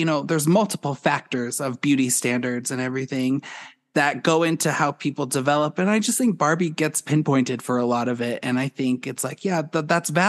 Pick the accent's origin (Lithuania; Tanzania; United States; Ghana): United States; Boulder, Colorado; I grew up in Boulder